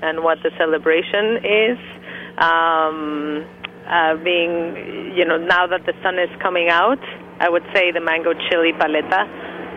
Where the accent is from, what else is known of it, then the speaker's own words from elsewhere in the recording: Mexico; now in New York, United States; I'm from Mexico. So we didn't really grow up with donuts the way that most Americans did.